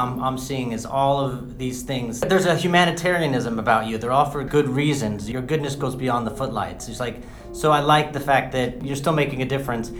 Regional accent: San Diego, California, United States; I'm from San Diego.

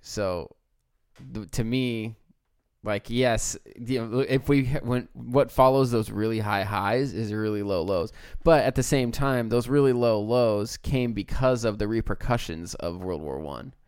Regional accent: United States; as an American

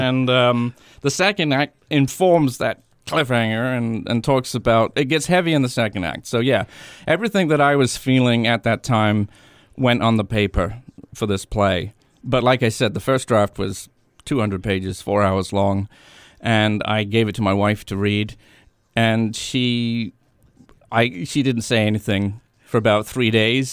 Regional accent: England, United Kingdom; also born or lived in Washington, D.C. area, United States; now in New Hampshire, United States; I grew up in England

